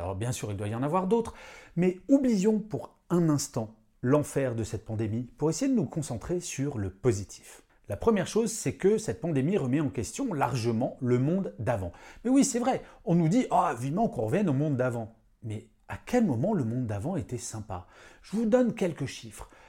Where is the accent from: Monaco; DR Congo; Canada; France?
France; Paris, Île-de-France; je suis parisien